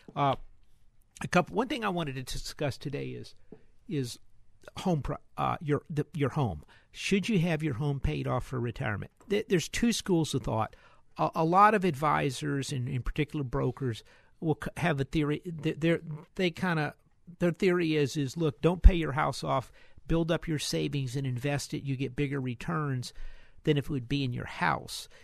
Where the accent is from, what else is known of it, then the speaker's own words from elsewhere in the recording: Houston, Texas, United States; We're from Houston.